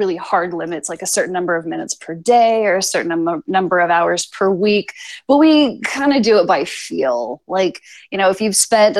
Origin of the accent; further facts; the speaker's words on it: Phoenix, Arizona, United States; I'm from Phoenix